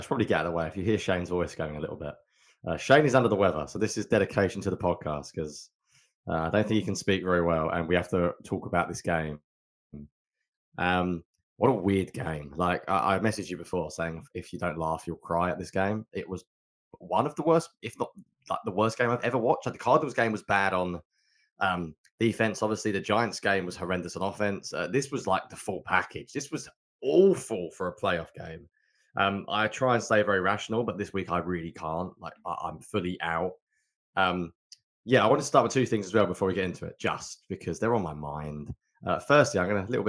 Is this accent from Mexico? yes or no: no; England, United Kingdom; I'm English